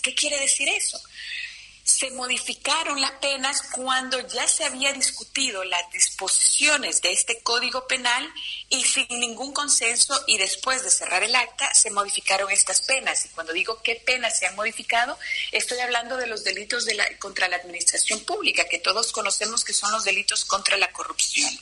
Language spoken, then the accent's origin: Spanish; Honduras; en nuestro país, en Honduras